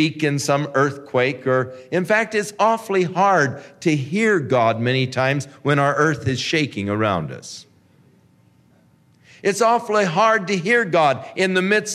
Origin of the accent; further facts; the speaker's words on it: Ventura, California, United States; I grew up in Ventura